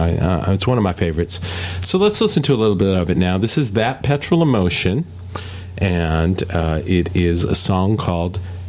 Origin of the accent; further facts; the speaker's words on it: the Carolinas, United States; We are in a band called … We're from North and South Carolina